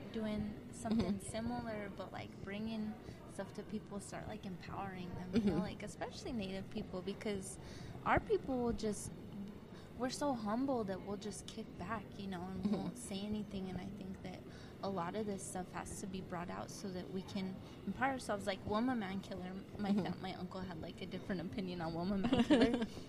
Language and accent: English; New Mexico, United States; I come from New Mexico, so it's real, like, real macho